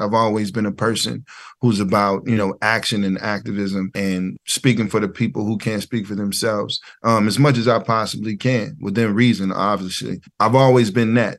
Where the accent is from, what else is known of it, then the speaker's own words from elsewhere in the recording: Ferguson, Missouri, United States; moved away as an adult; also born or lived in New York; I'm from the Show Me State. I'm from Missouri